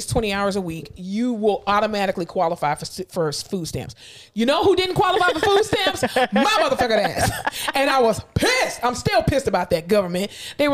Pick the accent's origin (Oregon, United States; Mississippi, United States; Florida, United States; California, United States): Florida, United States; South; I'm from South Florida